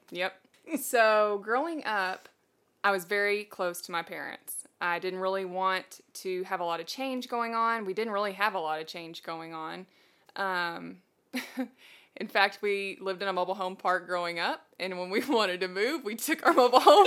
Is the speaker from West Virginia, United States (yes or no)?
no; Texas, United States; moved away as an adult; also born or lived in Tennessee; I'm never leaving Texas. We are originally from Texas